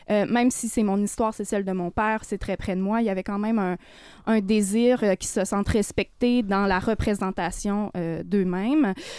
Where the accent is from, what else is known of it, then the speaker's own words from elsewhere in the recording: Côte-Nord, Quebec, Canada; moved away; moi, mon frère, on est parti de la Côte-Nord assez tôt